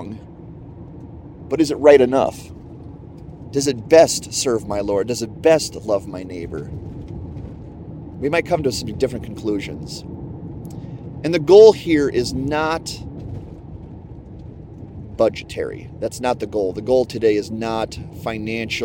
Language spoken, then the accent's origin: English; United States; I'm an American